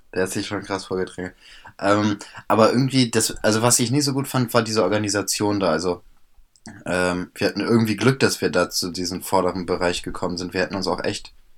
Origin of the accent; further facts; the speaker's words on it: Bremen, Germany; bei uns in Bremen